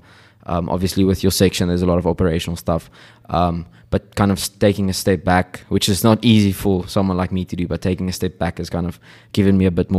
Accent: Stellenbosch, Western Cape, South Africa; I grew up in Stellenbosch. I went to Stellenbosch Primary School, went to Paul Rose Gymnasium, and then came to Eendracht.

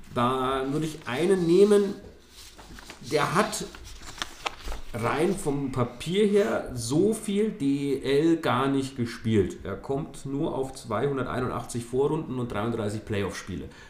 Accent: Nuremberg, Bavaria, Germany; als Nürnberger

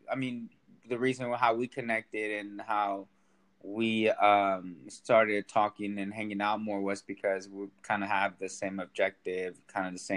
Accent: Sacramento, California, United States; yeah, well, I'm uh, raised in Sacramento. I'm uh, Latin descent. I'm from El Salvador. All my family's from El Salvador. Um, but I've been living most of my life here in Sacramento.

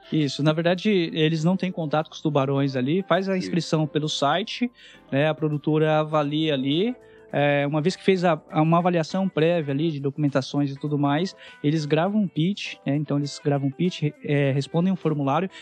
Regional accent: Palmeira d'Oeste, São Paulo, Brazil; moved away; Venho de uma família bem humilde no interior de São Paulo, uma cidade que tem 9 mil habitantes

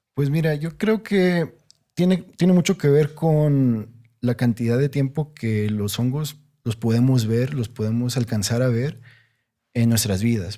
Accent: Monterrey, Nuevo León, Mexico; yo crecí en Monterrey, una ciudad, o sea, grandísima, muy urbana

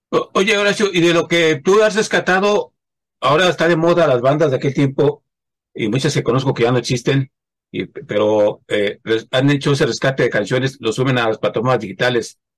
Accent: Mexico; Y luego nunca es tarde, como luego dicen, como buen mexicano, nunca es tarde.

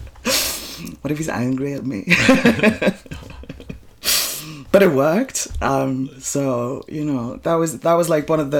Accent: Iceland; I'm born and bred in Iceland.

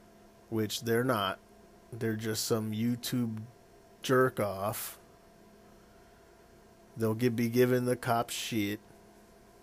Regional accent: Arizona, United States; I was born in Arizona

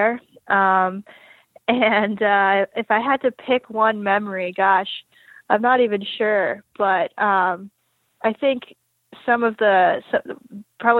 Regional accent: New York, United States; also born or lived in Boston; I grew up in Manhattan, one of the few hockey players

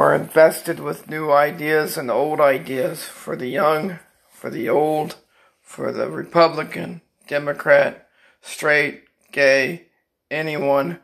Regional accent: Pembroke Pines, Florida, United States; I'm from Pembroke Pines, Florida

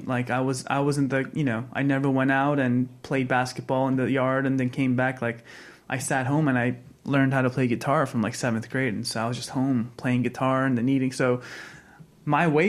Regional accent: United States; Being an American boy

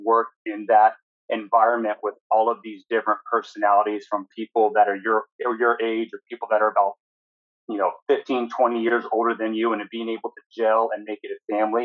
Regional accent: Tallahassee, Florida, United States; now in Central Florida, United States; I grew up in Tallahassee up in North Florida.

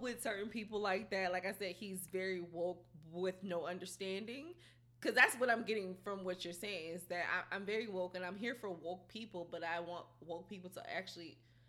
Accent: Houston, Texas, United States; I grew up in the hood. Like, yeah. I for sure grew up in the ghetto, okay?

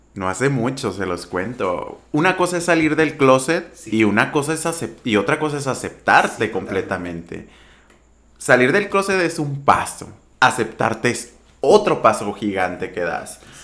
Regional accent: Empalme, Sonora, Mexico; moved away as an adult; now in Hermosillo, Mexico; De Empalme, Sonora. Originario de un ejido. Yo crecí en un ejido.

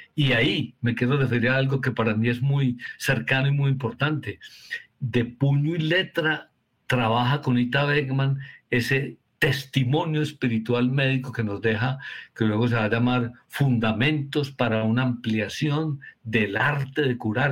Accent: Colombia; estamos trabajando en Medellín y en Colombia

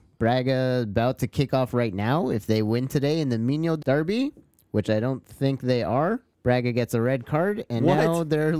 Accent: Canada; as a Canadian

